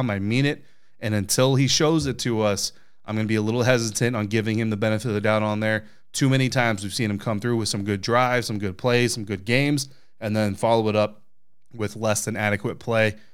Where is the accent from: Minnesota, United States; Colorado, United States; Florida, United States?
Colorado, United States; Castle Rock; Castle Rock, Colorado, actually where I call my hometown.